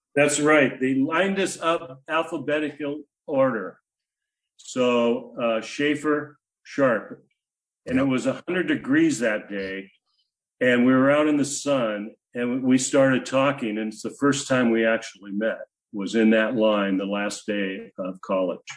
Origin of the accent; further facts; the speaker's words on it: Spanaway, Washington, United States; moved away; also born or lived in Seattle area / San Diego; I hail from Tacoma, Washington, actually about 10 miles south of Tacoma, Spanaway